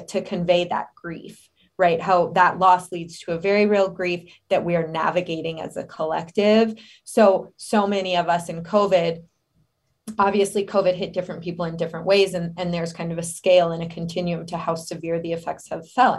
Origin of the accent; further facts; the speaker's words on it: Denver, Colorado, United States; also born or lived in Philadelphia; I am originally from Colorado, born in Denver.